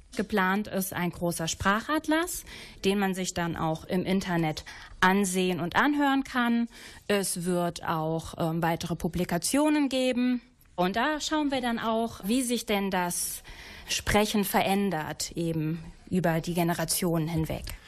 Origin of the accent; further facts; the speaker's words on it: Wittgenstein, North Rhine-Westphalia, Germany; in meiner Heimat Wittgenstein